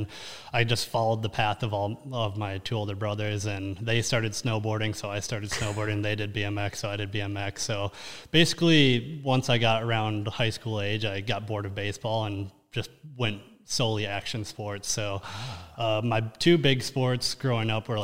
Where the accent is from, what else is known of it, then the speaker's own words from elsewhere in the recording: Lino Lakes, Minnesota, United States; So pretty much born and raised in Lionel Lakes, Minnesota, which is basically the northern suburb of Minneapolis